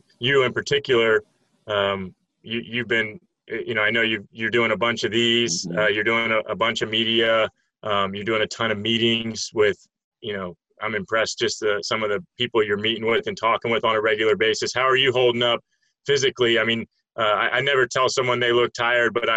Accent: Tampa, Florida, United States; my hometown in Tampa

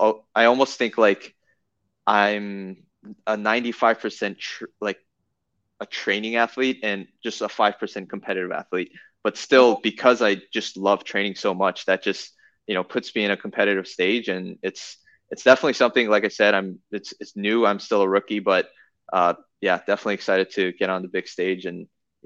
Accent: South Korea; now in United States; So, yeah, I definitely identify myself as a Korean as well as American. And my parents still live in Korea. I, speak fluent Korean.

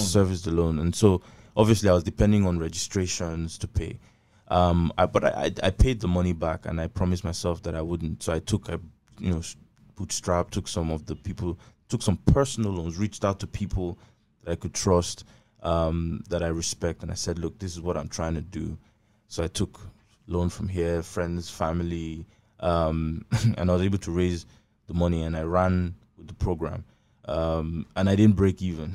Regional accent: Abak, Akwa Ibom, Nigeria; I'm from, I'm from Abak

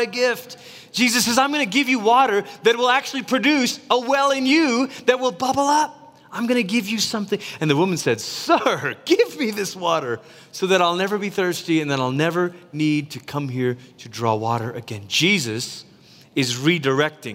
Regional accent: Malaysia; Growing up in Malaysia

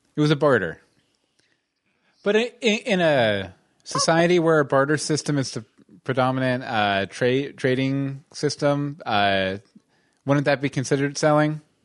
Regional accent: Texas, United States; I grew up in Texas

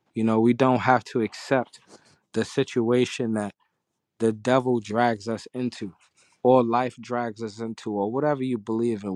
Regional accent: New York City, New York, United States; I'm from Harlem

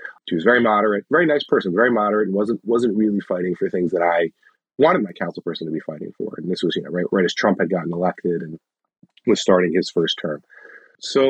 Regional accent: New Jersey, United States; also born or lived in Boston; now in Jersey City, United States; I grew up in New Jersey

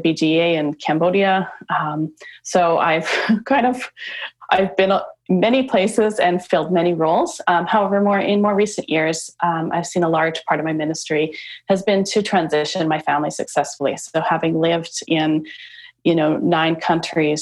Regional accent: Canada; moved away; I'm from Canada.

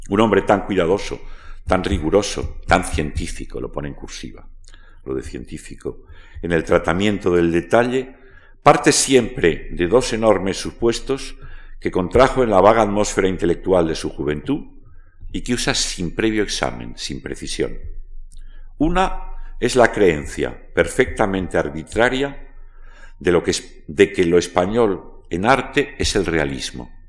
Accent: Castile, Spain; yo soy castellano

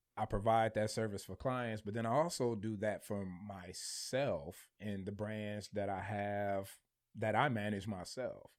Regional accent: Michigan, United States; I'm from Michigan

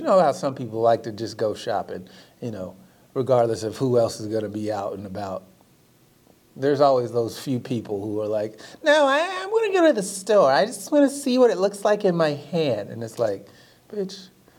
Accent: small town Oklahoma, United States; Growing like, up in small town Oklahoma

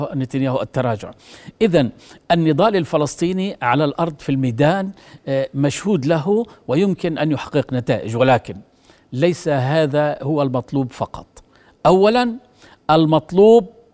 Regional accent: Jordan; أنا كمواطن أردني

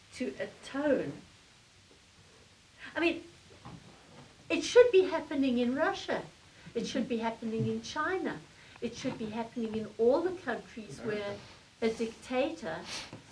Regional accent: South Africa; moved away as an adult; now in United States; I'm South African born. I lived all my life under the apartheid regime because I moved to America when apartheid still ran.

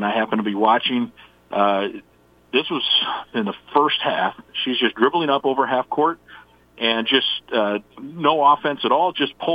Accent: Iowa, United States; moved away as an adult; also born or lived in St. Louis; I grew up in Iowa.

